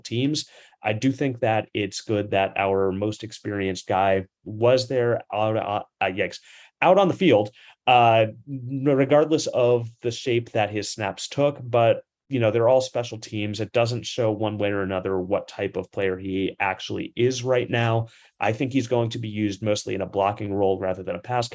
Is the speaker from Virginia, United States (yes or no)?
yes; Stafford, Virginia, United States; moved away; Mountain View High School in Stafford, Virginia. Yes, I'm bringing up the region of my hometown once again.